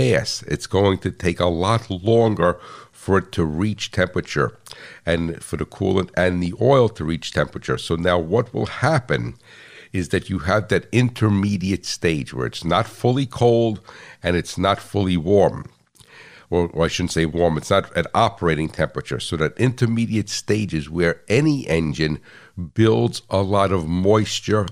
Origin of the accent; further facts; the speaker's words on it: United States; I'm American